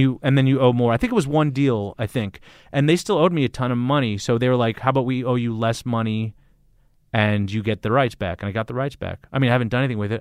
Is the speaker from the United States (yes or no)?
yes; Los Angeles, California, United States; moved away; also born or lived in San Francisco Bay Area / New York; I grew up in L A, so I'm used to being in big cities